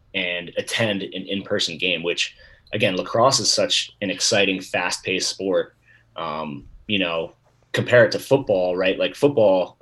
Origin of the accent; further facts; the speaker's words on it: Baltimore, Maryland, United States; moved away as an adult; also born or lived in Chapel Hill, North Carolina; now in Utah, United States; I was born and raised in Baltimore, Maryland